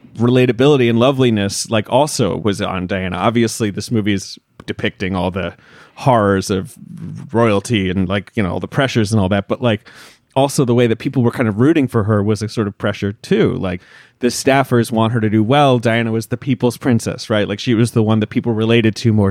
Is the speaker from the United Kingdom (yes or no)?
yes; United Kingdom; moved away; I grew up in Britain